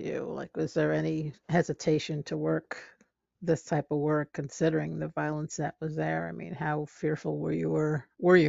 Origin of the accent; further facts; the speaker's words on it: New York City, New York, United States; I grew up in Bensonhurst, Brooklyn. I'm also Italian. Okay. Sicilian Italian.